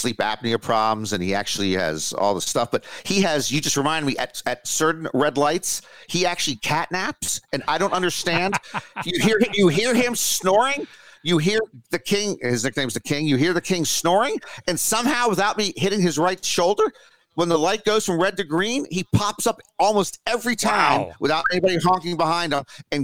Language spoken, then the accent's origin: English; Washington, District of Columbia, United States; my hometown of Washington, D.C.